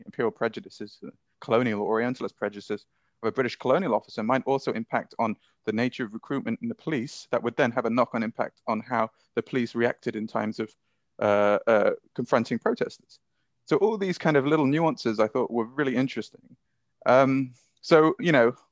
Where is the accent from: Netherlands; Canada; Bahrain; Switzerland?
Bahrain; moved away; I grew up in Bahrain